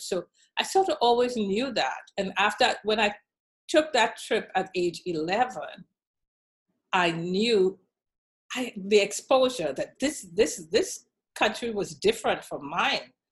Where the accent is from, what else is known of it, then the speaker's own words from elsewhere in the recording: Trinidad & Tobago; moved away as an adult; also born or lived in Washington, D.C. / Cleveland / Dallas; now in United States; growing up in Trinidad and Tobago